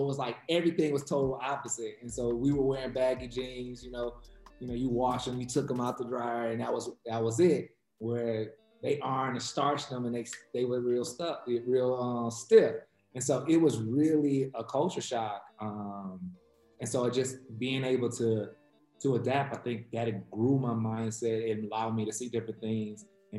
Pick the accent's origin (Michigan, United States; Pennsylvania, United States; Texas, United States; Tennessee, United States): Michigan, United States; Detroit; You know, growing up in Detroit, like it was... You really didn't speak to people you ain't know.